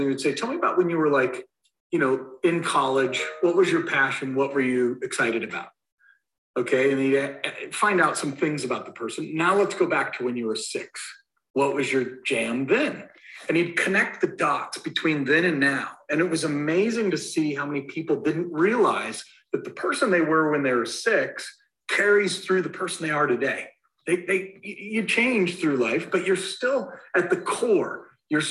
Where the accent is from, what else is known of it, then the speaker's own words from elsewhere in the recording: Castle Rock, Colorado, United States; I'm from Denver, Colorado, or actually Castle Rock, Colorado, and I live in the neighborhood that I grew up